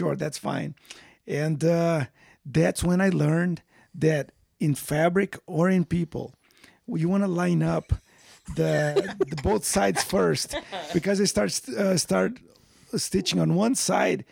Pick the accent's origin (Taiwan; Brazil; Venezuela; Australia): Brazil; moved away; I grew up in Brazil